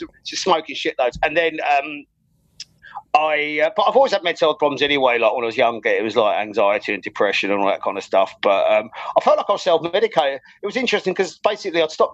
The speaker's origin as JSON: {"language": "English", "country": "Ireland", "tie": "born or raised there", "said": "I was kind of like forced to go to study civil engineering because I grew up in Ireland. So like, that's where my like secondary and tertiary education was."}